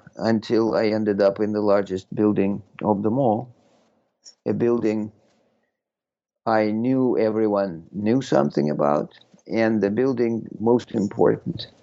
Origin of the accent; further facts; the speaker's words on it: Moscow, Russia; moved away as an adult; also born or lived in Austin, Texas / North Carolina / Berkeley, California; now in United States; I was born in Moscow in 1956 and went to Moscow State University and then arrived in this country in 1983 and have lived here ever since.